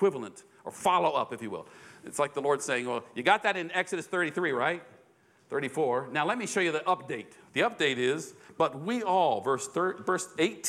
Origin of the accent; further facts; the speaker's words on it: United States; I'm an American